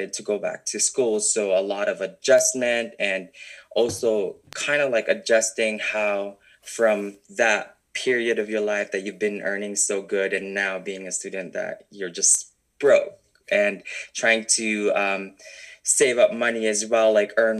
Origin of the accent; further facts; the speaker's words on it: Philippines; moved away as an adult; now in Canada; growing up in the Philippines, it's really hard to actually kind of like show your true personality